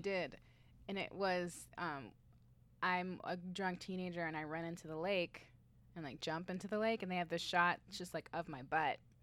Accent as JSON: {"language": "English", "town": "Tucson", "region": "Arizona", "country": "United States", "also_born_or_lived": "Flagstaff, Arizona", "moved": "as an adult", "lives_now": "Scottsdale, United States", "said": "I'm from Tucson"}